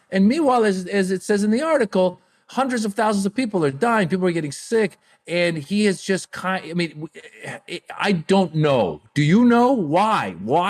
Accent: United States; also born or lived in Iran; I come from an immigrant background. I was born in Iran, grew up in America.

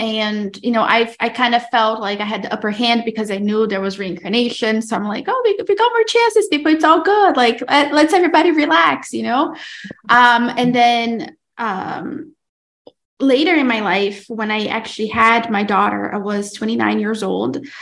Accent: Brazil; moved away; I'm originally from Brazil, but I am married to an Italian man

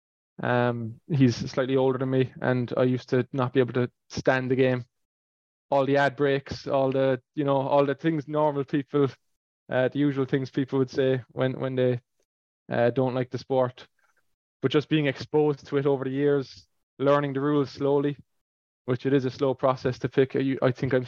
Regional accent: Ireland; moved away as an adult; now in Toronto, Canada; I'm an Irish fan

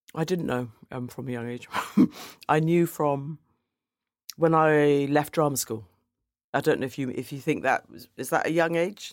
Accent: London, United Kingdom; I grew up in Woolwich, which at that time was a very white area

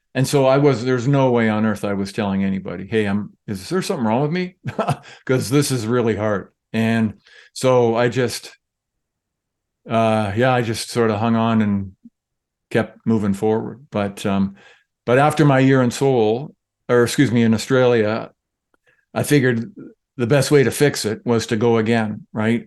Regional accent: St. Catharines, Ontario, Canada; born or raised there

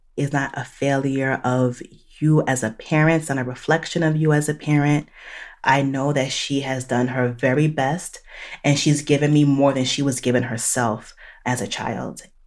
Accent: New Jersey, United States; moved away as an adult; also born or lived in Chicago; now in Charlotte, North Carolina, United States; I am Haitian American, born and raised in New Jersey, and now living in the South

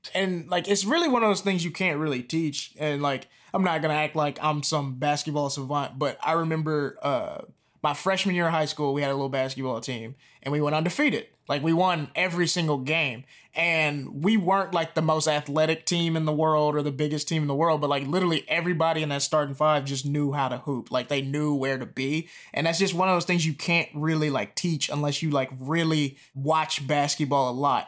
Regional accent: Jackson, Mississippi, United States; I'm from Jackson, Mississippi

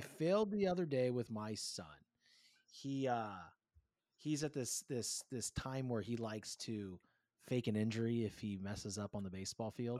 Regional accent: California, United States; growing up, like, I didn't see a whole bunch of it in California

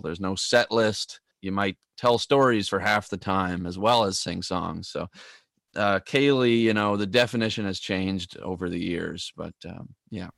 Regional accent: Tracadie Cross, Prince Edward Island, Canada; moved away as an adult; also born or lived in Toronto, Ontario; Tracadie Cross, my hometown.

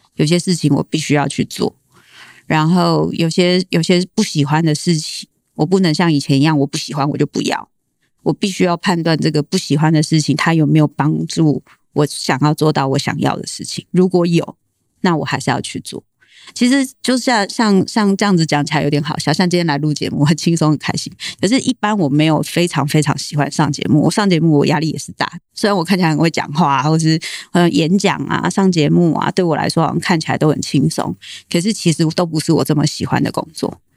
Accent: Tainan, Taiwan; 我是台南人

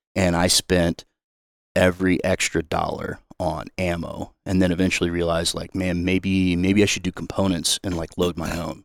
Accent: Excelsior Springs, Missouri, United States; I grew up in a small town outside of Kansas City called Excelsior Springs

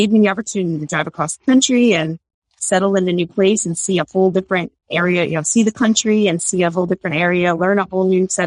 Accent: New Jersey, United States; moved away as an adult; also born or lived in Utah; now in Virginia, United States; We're from New Jersey.

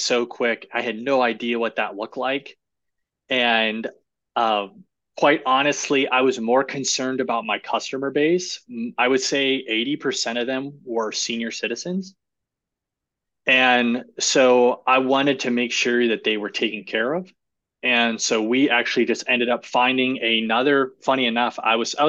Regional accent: Ohio, United States; moved away; also born or lived in Florida; I'm originally from Ohio

